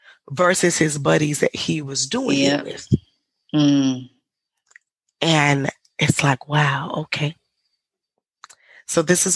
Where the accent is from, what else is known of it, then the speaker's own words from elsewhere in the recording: the South, United States; but growing up in the South and did we grow up in impoverished neighborhoods? Absolutely.